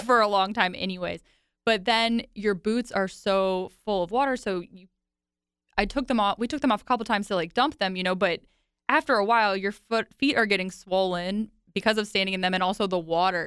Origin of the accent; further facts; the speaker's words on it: Virginia, United States; growing up in Virginia, I listened to country music heavily in high school